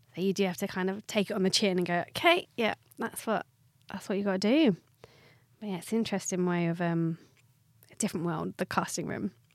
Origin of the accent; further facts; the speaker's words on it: Watford, East of England, United Kingdom; I'm from Watford, so very south